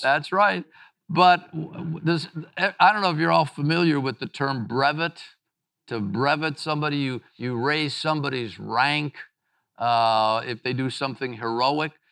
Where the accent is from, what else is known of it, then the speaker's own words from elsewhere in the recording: Mississippi, United States; my home state of Mississippi